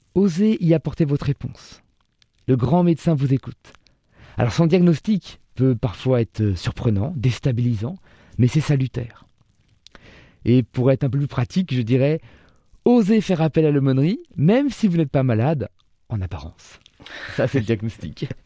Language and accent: French; Orléans, Centre-Val de Loire, France; Je suis né en 1978 à Orléans